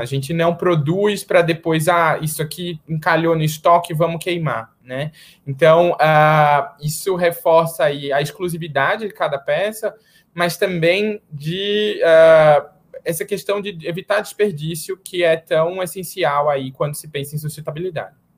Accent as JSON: {"language": "Portuguese", "town": "Recife", "region": "Pernambuco", "country": "Brazil", "moved": "yes", "lives_now": "São Paulo, Brazil", "said": "Eu sou lá de Recife moro em São Paulo hoje, mas sou de Recife"}